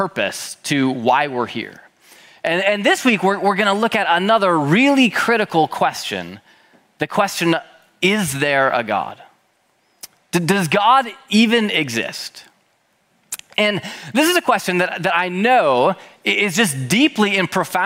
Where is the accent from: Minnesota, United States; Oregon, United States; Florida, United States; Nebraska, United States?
Minnesota, United States; Minneapolis; I was born and raised in Minneapolis, Minnesota by my parents, Jeff and Renee.